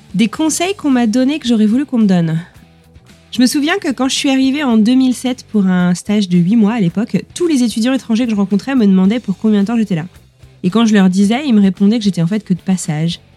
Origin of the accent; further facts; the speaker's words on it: Brittany, France; je suis bretonne